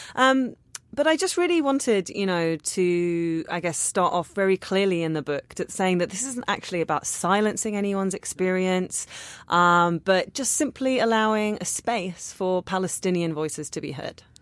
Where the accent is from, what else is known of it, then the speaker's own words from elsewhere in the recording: London, United Kingdom; I'm a Londoner